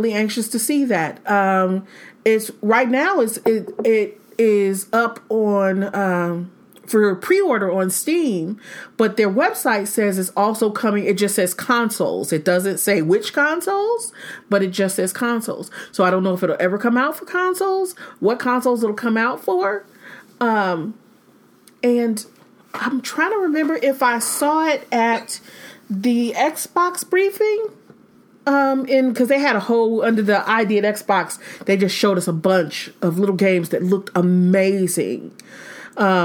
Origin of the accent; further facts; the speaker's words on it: Michigan, United States; moved away; I'm originally from like Militia Central. I'm from Michigan